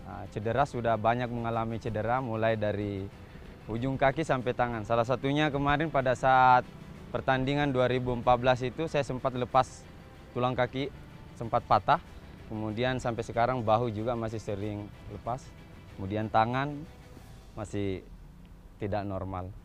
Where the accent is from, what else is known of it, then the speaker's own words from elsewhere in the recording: South Sulawesi, Indonesia; pangkat Sersan Kepala. Asal saya dari Sulawesi Selatan.